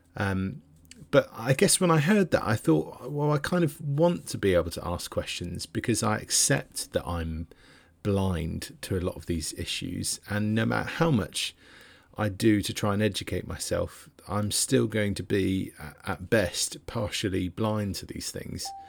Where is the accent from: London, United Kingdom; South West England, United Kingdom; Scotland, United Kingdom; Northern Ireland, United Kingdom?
South West England, United Kingdom; Devon; now in Bristol, United Kingdom; I'm from Devon